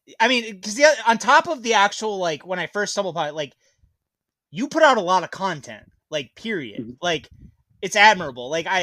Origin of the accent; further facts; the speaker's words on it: Michigan, United States; I'm actually from Michigan.